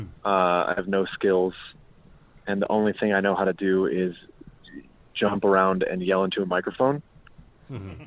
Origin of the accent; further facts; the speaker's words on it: Massachusetts, United States; I'm from Massachusetts